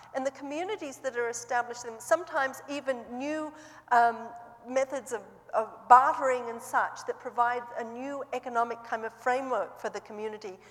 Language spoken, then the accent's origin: English; Australia; moved away as an adult; also born or lived in New Zealand; now in Seattle, United States; I grew up in Australia